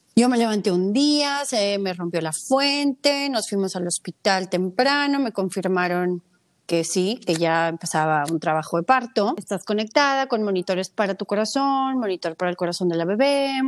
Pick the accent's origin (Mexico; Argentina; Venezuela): Mexico; soy mexicana